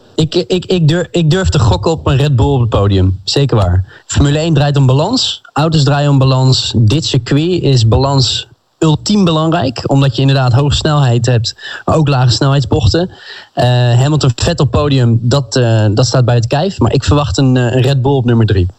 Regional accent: Amsterdam, North Holland, Netherlands; 27 jaar. Ik kom uit Amsterdam

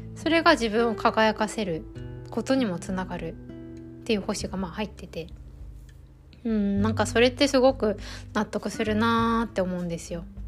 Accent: Nichinan, Miyazaki, Japan; moved away; 地元の宮崎の日南に帰っててで前半はゲストハウスに滞在してそれこそ地元だけど実家からはちょっと離れたところにステイして

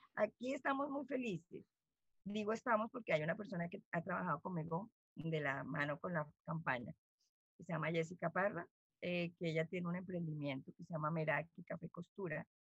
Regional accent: Bogotá, Colombia; moved away as an adult; now in Riohacha, Colombia; yo soy una bogotana

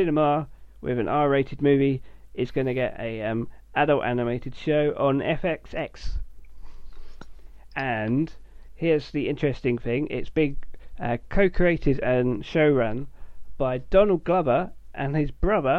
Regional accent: United Kingdom; as a British person

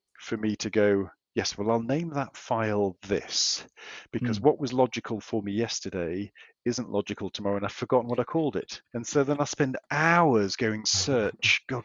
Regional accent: England, United Kingdom; moved away as an adult; now in Australia; as you can tell from my accent, I am a pom.

